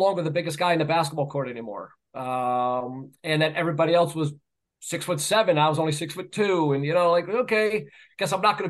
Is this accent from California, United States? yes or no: no; New York, United States; moved away as an adult; now in Massachusetts, United States; growing up in New York, but now working and living in Massachusetts